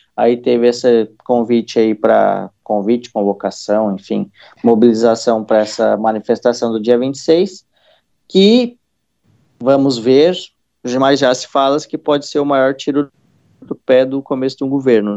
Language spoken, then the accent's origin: Portuguese; Santa Catarina, Brazil; eu sou de uma cidade interior aqui de Santa Catarina